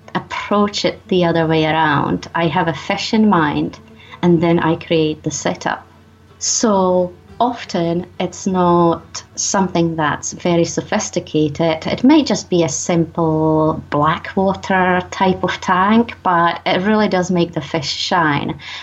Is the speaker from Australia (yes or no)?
no; Czechia; now in Scotland, United Kingdom; I live in Scotland, but I'm originally from the Czech Republic